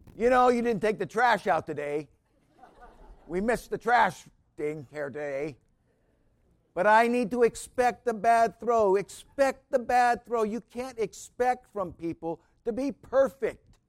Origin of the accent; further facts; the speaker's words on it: United States; I was warmed by being an American citizen